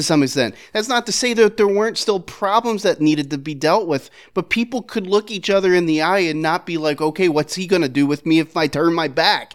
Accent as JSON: {"language": "English", "town": "Philadelphia", "region": "Pennsylvania", "country": "United States", "tie": "born or raised there", "said": "growing up in Philadelphia"}